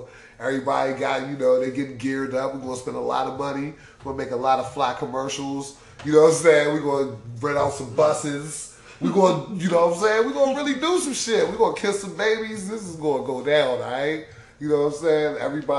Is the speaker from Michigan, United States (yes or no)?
yes; Detroit, Michigan, United States; Oh, my God. I'm from Detroit.